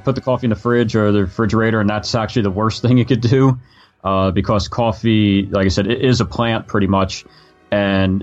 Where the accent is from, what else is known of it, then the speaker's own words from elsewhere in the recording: New Jersey, United States; growing up in New Jersey here